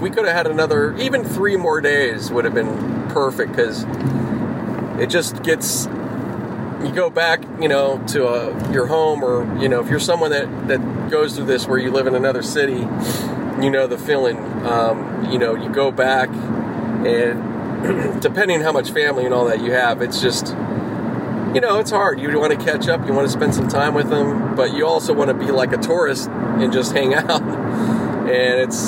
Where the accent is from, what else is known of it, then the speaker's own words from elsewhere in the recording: Pittsburgh, Pennsylvania, United States; now in Los Angeles, United States; I grew up out in Pittsburgh. That's my hometown